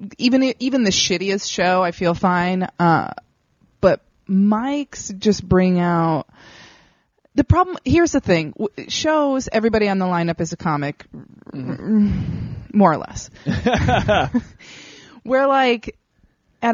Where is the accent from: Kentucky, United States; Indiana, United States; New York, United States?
Indiana, United States; Northwest; I grew up in Northwest Indiana